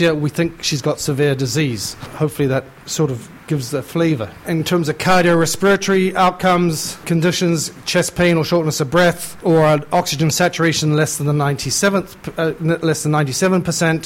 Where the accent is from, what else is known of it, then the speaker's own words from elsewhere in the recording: New Zealand; moved away as an adult; also born or lived in United Kingdom; now in Canada; I'm originally a Kiwi and I spent most of my time training in the UK, so I don't really know where I'm from anymore.